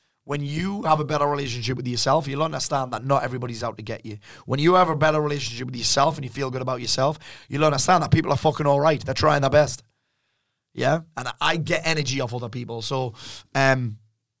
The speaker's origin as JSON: {"language": "English", "area": "the Northeast", "region": "North East England", "country": "United Kingdom", "said": "the environment that I'm from the Northeast"}